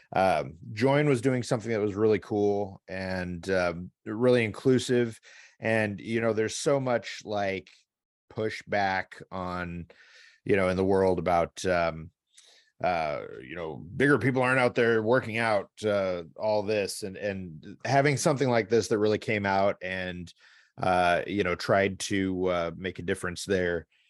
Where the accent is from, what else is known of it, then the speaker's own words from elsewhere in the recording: Midwest, United States; as a Midwesterner